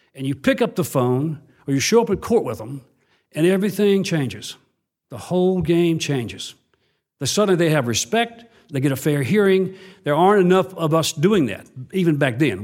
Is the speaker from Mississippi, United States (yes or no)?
yes; Mississippi, United States; I went back to my hometown, small town in Mississippi without a job